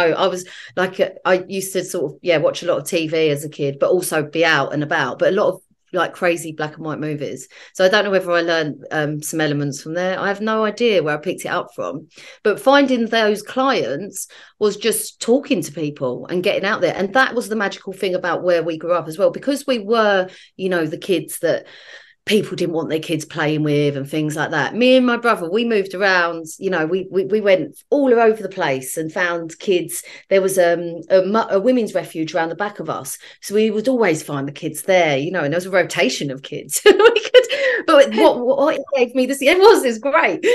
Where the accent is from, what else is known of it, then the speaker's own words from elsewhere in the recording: London, United Kingdom; I'm a South East Londoner